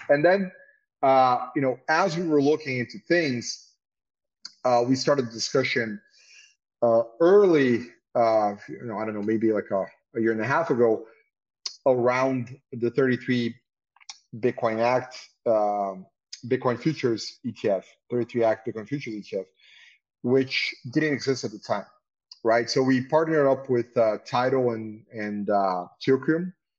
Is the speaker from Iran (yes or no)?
no; Belém, Pará, Brazil; also born or lived in São Paulo / Rio de Janeiro; So although I'm kind of a Paulista. I was born in Belém, but my family's also from São Paulo. I had law school in São Paulo, but I lived in Rio for 15 years, and it's my city in the end.